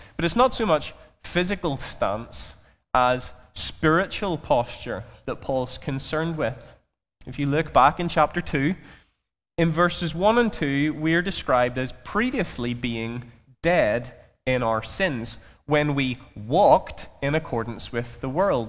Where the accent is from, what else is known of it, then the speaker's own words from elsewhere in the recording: Belfast, Northern Ireland, United Kingdom; I'm from Belfast, if you haven't already grasped that from my accent.